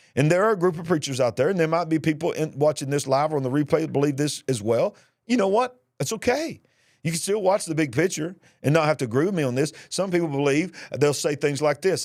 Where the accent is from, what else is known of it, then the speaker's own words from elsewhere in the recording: Birmingham, Alabama, United States; my hometown, Birmingham, Alabama